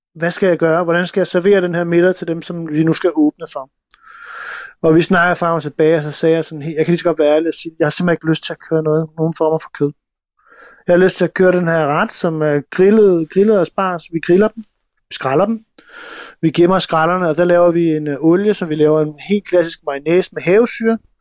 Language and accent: Danish; Denmark; jeg kommer også fra Jylland